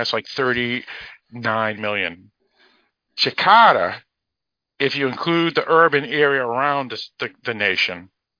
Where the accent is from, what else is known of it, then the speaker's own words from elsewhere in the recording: Boston, Massachusetts, United States; this is Boston, so this is freaking awesome for me, because this is my hometown.